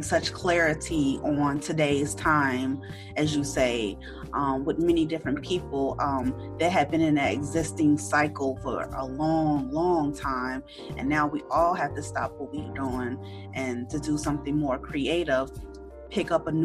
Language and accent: English; Chicago, Illinois, United States; we're both from Chicago.